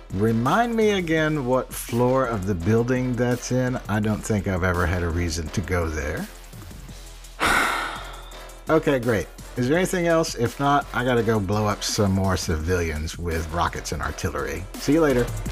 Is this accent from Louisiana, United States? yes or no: yes; New Orleans, Louisiana, United States; I'm from New Orleans